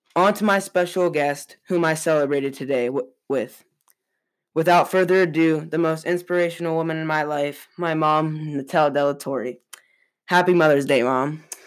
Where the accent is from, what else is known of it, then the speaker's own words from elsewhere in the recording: Boise, Idaho, United States; also born or lived in San Jose, California; I am 14 years old, about to enter the ninth grade. I was born in San Jose, California, and I moved to Boise, Idaho in 2016 with my brother, sister, and my parents